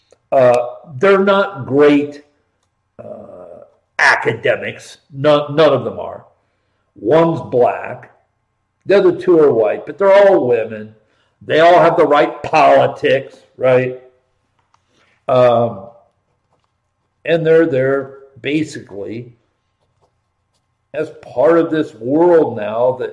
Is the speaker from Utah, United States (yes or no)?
no; Columbus, Ohio, United States; I was born and raised in Columbus, Ohio.